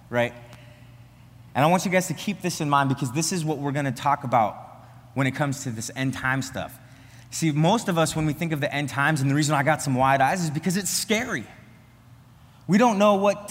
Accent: the Nebraska panhandle, Northwest Nebraska, United States; moved away as an adult; now in Wisconsin, United States; I'm from Northwest Nebraska, the panhandle of Nebraska

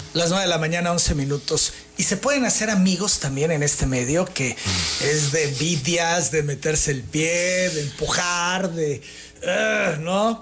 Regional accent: Tabasco, Mexico; me enorgullezco como tabasqueño

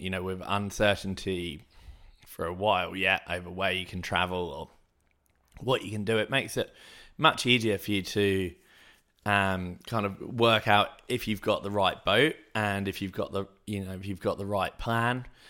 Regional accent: Hayling Island, South East England, United Kingdom; moved away; where I grew up on Hailing Island

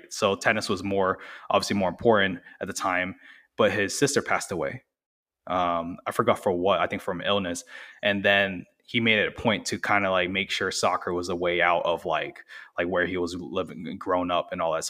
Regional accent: Orlando, Florida, United States; I'm from Orlando. So, I went to school and worked in Orlando

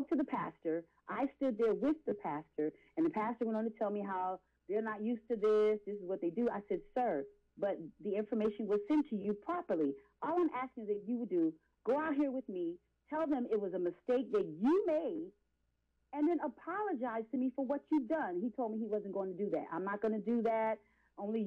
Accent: Philadelphia, Pennsylvania, United States; I'm from Philadelphia

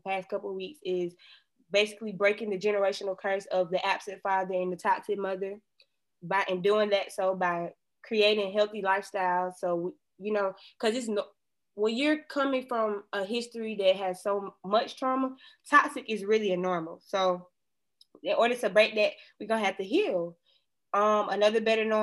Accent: Atlanta, Georgia, United States; I was born and raised in Atlanta

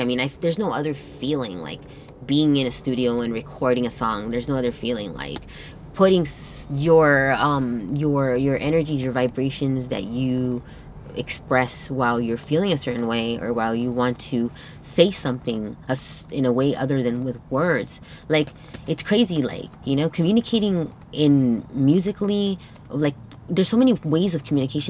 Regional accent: Torrance, California, United States; first language Spanish; English is a second language; I was born here in Torrance

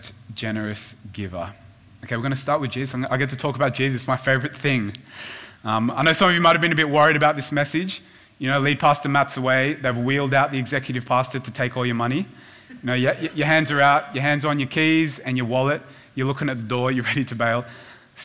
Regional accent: Sydney, New South Wales, Australia; also born or lived in Korea; we moved to the Northern Beaches when I was in primary school

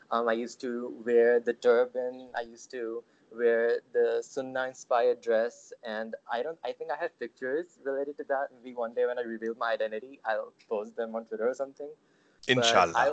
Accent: Sharjah, United Arab Emirates; also born or lived in Pakistan; so, I was born in Pakistan to not a conservative family my family is quite modern from a certain perspective, but when I was about five years old, my parents moved to the UAE, um, particularly Sharjah, which is a city in the UAE.

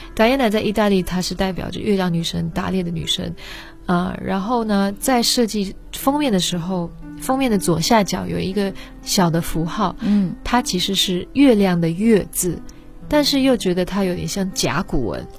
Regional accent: Netherlands; moved away; 我是在荷兰出生长大

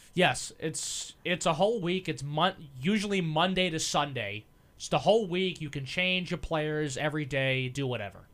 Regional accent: Massapequa, New York, United States; fifteen minutes away from my hometown. I'm from Massapequa

